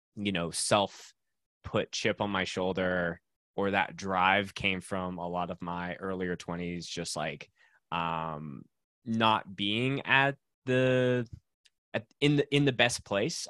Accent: Winnipeg, Manitoba, Canada; moved away as an adult; now in Calgary, Canada; I grew up in Winnipeg, Manitoba, so dead center of Canada

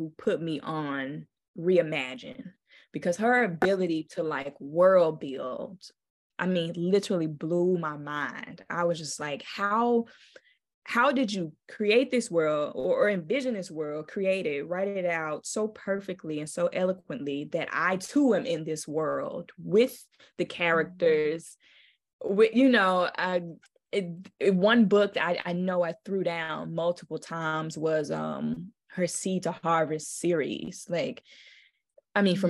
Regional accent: Memphis, Tennessee, United States; I knew I was from Memphis and from the South

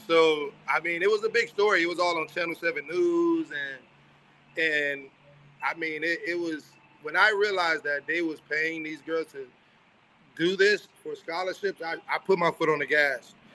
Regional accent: Miami, Florida, United States; Growing up in Miami and Dade County

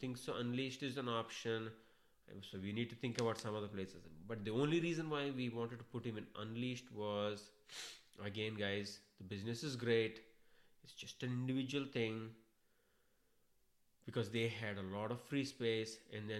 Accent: India; accent: thick Indian accent; moved away as an adult; now in United States; I was born in India, brought up in India

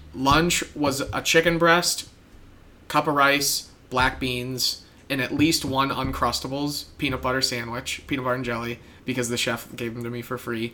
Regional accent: Midwest, United States; As a Midwesterner

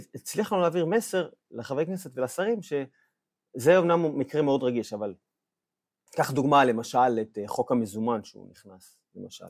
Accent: Ashkelon, Southern District, Israel; moved away; גדלתי באיזה אזור, באשקלון אמנם

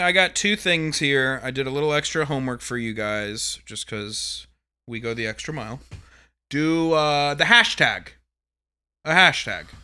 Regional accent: Atlanta, Georgia, United States; is my hometown

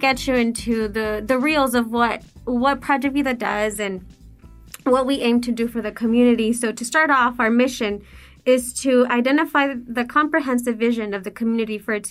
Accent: El Paso, Texas, United States; also born or lived in Juarez, Mexico / Austin; So I was born in El Paso, but we did move back to Juarez, and then we would commute back and forth going to school. And then again, we made the move to El Paso, graduated.

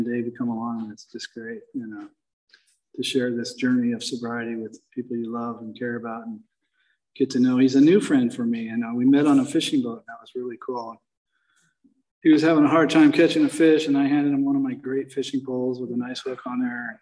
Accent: Los Angeles, California, United States; I grew up in the San Fernando Valley

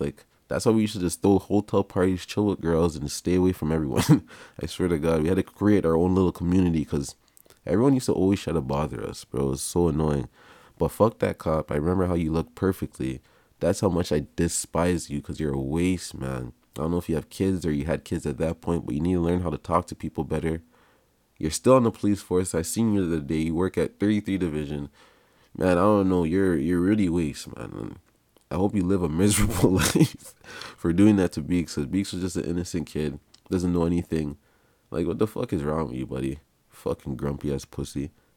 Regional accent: Canada; also born or lived in Jamaica (parents); Oh, my parents are from Jamaica. They, they had me here, so I, I, I'm, I'm from Canada.

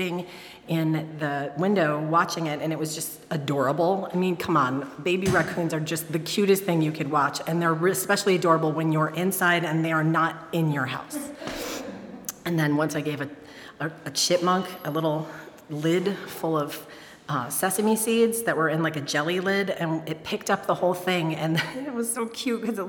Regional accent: Detroit, Michigan, United States; I grew up in Detroit

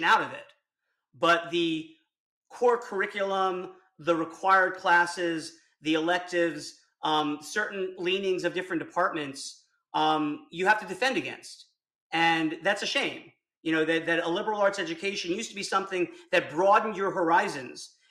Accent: South Miami, Florida, United States; moved away; I grew up in South Miami, in kind of a bad part of town

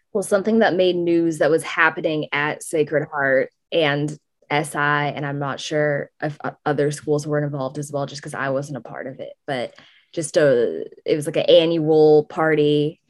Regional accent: San Francisco, California, United States; I'm from San Francisco

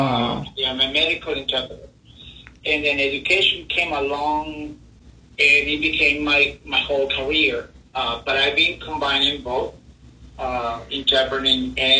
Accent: Mexico; first language Spanish; English is a second language; also born or lived in Italy; now in United States; I actually was born in Italy, but I grew up in Mexico. I got into Mexico when I was about 3 months old, so my entire life I was in Mexico. But my family on my father's side is Italian, so I grew up with both languages, Spanish and Italian.

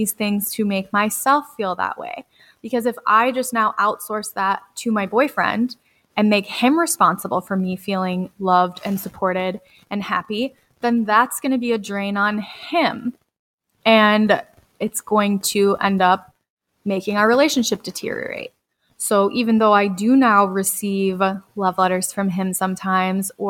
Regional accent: Red Wing, Minnesota, United States; I got the job in my hometown to be close to my grandpa

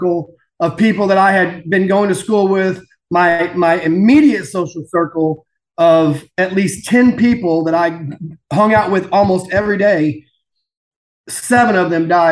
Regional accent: Plano, Texas, United States; growing up in Plano, Texas, which is basically a suburb of Dallas north here

